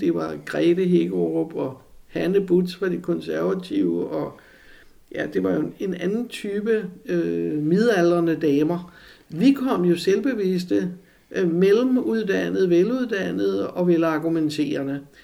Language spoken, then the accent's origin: Danish; Copenhagen, Capital Region of Denmark, Denmark; Jeg var jo helle fra Amager.